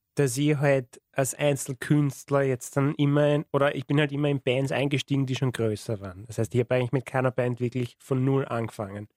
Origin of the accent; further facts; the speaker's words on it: Wiener Neustadt, Lower Austria, Austria; ich komme aus Wiener Neustadt